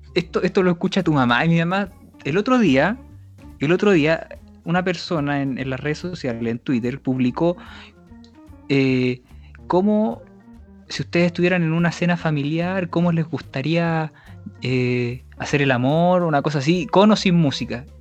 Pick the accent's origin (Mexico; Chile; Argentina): Chile; que es linda mi tierra.